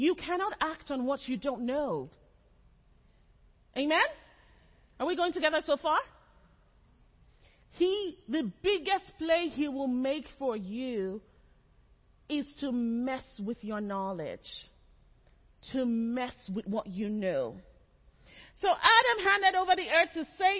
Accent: Nigeria; moved away as an adult; also born or lived in Lagos; now in Texas, United States; I'm Nigerian

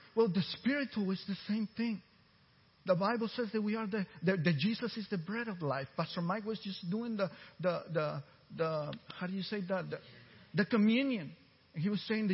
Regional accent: Costa Rica; first language Spanish; English is a second language; now in Texas, United States; I was born in Central America, Costa Rica, and I seen hunger for real

